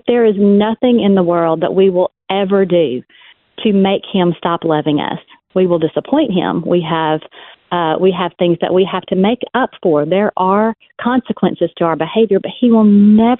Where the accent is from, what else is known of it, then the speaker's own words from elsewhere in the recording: West Monroe, Louisiana, United States; my hometown library